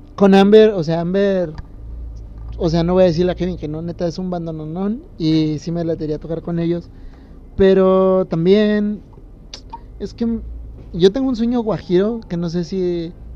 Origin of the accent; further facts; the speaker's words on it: Morelia, Michoacán, Mexico; como decimos en Morelia